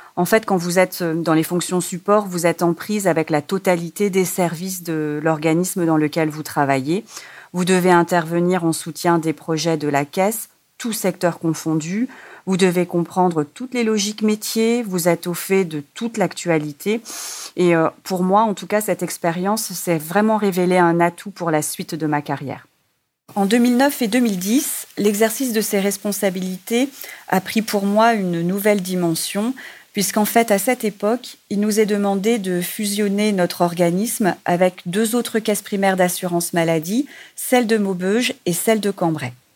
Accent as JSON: {"language": "French", "country": "Réunion", "tie": "born or raised there", "moved": "yes", "said": "mon île natale et de me rapprocher de ma famille puisque je suis originaire de l'île de la Réunion"}